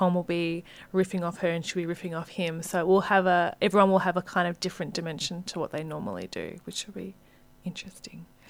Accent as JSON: {"language": "English", "country": "Hong Kong", "tie": "born or raised there", "also_born_or_lived": "Australia", "moved": "yes", "lives_now": "Sydney, Australia", "said": "I grew up in Hong Kong"}